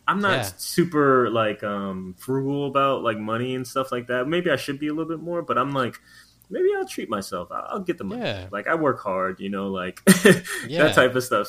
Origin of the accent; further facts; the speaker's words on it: Long Island, New York, United States; I'm from Long Island.